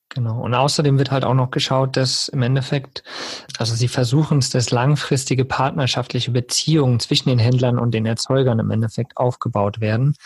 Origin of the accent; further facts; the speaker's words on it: Germany; hier bei uns in Deutschland